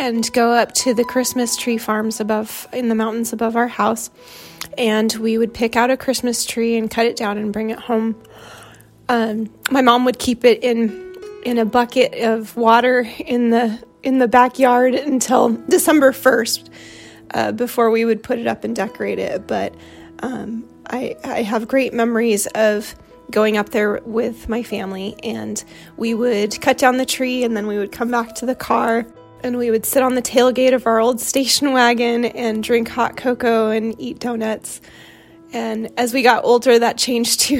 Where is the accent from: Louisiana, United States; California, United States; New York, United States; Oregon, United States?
California, United States; Los Gatos; now in Alaska, United States; I grew up in Los Gatos, California